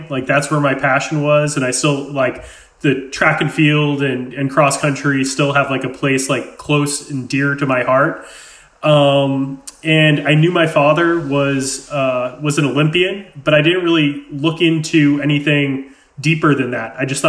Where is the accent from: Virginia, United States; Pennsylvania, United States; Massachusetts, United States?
Massachusetts, United States; Amherst; I grew up in Western Massachusetts in a town called Amherst. It's a five college area.